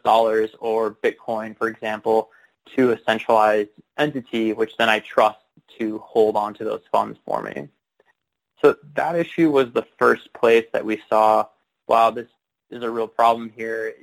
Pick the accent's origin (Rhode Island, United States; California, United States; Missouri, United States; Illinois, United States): Illinois, United States; Chicago; moved away as an adult; also born or lived in Bellingham, Washington; I grew up in the Chicago, Illinois suburbs